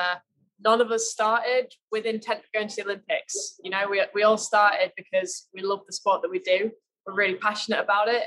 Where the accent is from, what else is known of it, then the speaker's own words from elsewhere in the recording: Manchester, North West England, United Kingdom; moved away as an adult; now in Corby, United Kingdom; I grew up in Manchester.